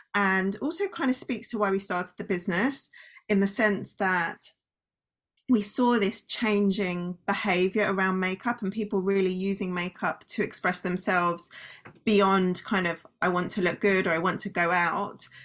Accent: United Kingdom; also born or lived in London; I am British, you correctly identified. So, I live in London

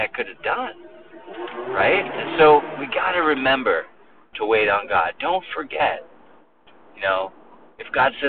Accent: United States; we're so American

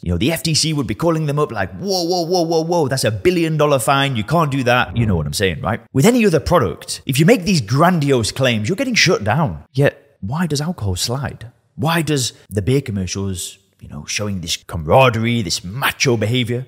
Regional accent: Lancashire, North West England, United Kingdom; I'm from Lancashire in the northwest of England

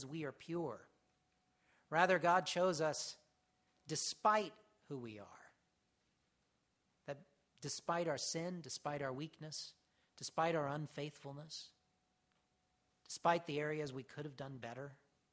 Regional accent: United States; as Americans in particular, we have an innate something in us

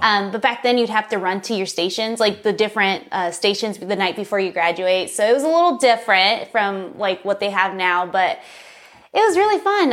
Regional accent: San Dimas, California, United States; also born or lived in Los Angeles; I was born in L A, uh, born and raised in San Dimas, California, specifically

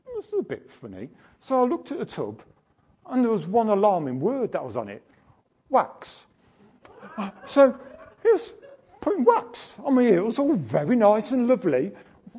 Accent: United Kingdom; being British

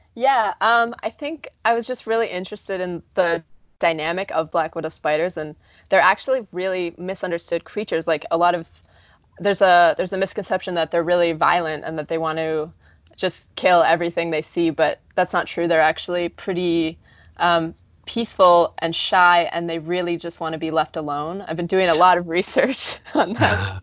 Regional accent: Canada; now in United States; I'm Canadian

